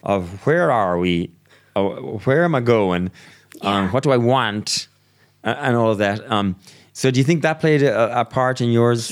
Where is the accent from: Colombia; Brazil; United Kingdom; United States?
Brazil; moved away; I'm from Brazil